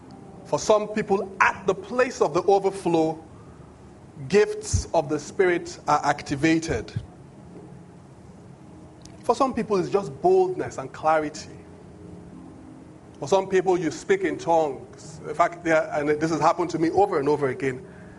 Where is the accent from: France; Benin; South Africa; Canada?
Benin; English is a second language; In my language, I'm from Benin. Benin language, when they say he shouted, the phrase, when you translate it, it literally means you take a shout.